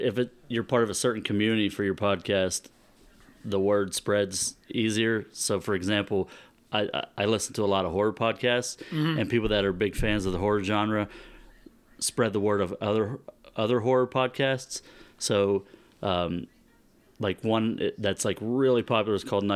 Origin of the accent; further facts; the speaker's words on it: Roseville, Ohio, United States; moved away as an adult; also born or lived in Japan; I was born in Northeast Ohio, but I was raised in Southeast Ohio